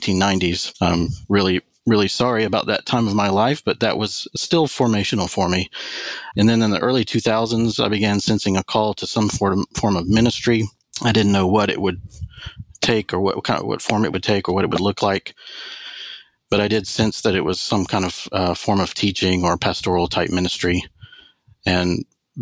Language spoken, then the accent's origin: English; New Orleans, Louisiana, United States; now in Knoxville, United States; I grew up in the Southern Baptist Church in New Orleans, Louisiana